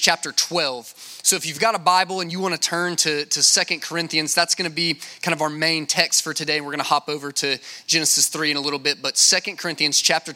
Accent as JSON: {"language": "English", "town": "Lake Charles", "region": "Louisiana", "country": "United States", "said": "I'm from Lake Charles, Louisiana"}